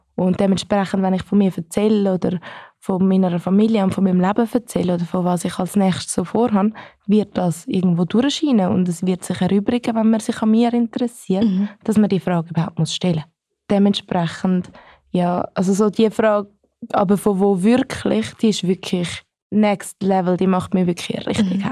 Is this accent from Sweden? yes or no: no; Switzerland; ich bin Schweizerin